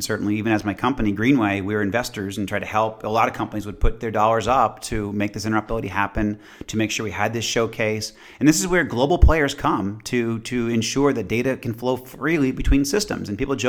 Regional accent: Boston, Massachusetts, United States; moved away; I'm initially from Boston, which is, you know, a great city, and initially from Massachusetts, a great state. But I live in Georgia, and I love Georgia now.

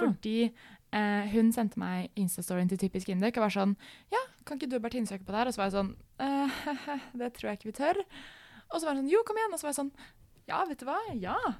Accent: Oslo, Norway; moved away as an adult; hele miljøet mitt er veldig liksom hjemme i Oslo

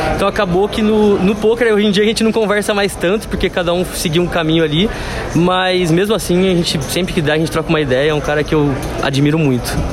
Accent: Campinas, São Paulo, Brazil; moved away as an adult; now in São Paulo, Brazil; eu sou de Campinas, mas moro aqui em São Paulo já fazem cinco anos

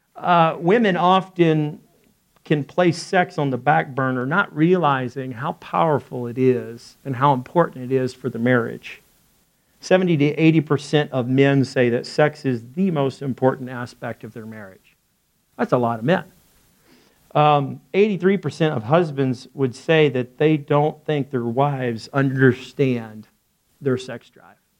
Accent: Arkansas, United States; I'm from Arkansas

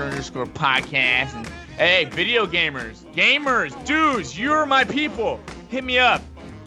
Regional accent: Chicago, Illinois, United States; from the Geek Gig and about a million other podcasts. I'm from Chicago.

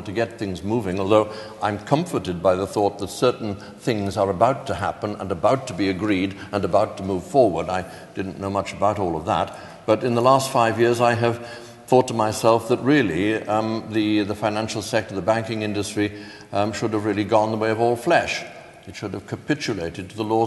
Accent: Wales, United Kingdom; I'm a Welshman

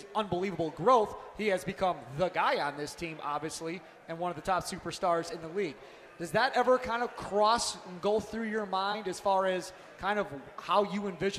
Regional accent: Kenosha, Wisconsin, United States; So I grew up in Kenosha, which, as we know, is right on the border.

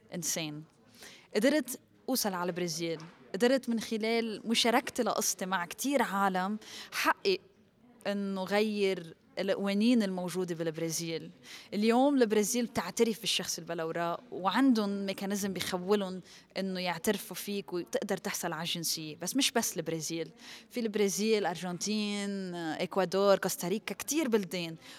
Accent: Lebanon; ربيت وخلقت بلبنان من أهل سورية

